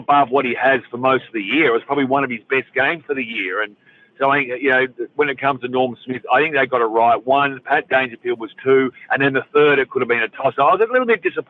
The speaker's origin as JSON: {"language": "English", "region": "Victoria", "country": "Australia", "tie": "born or raised there", "said": "I grew up in Victoria"}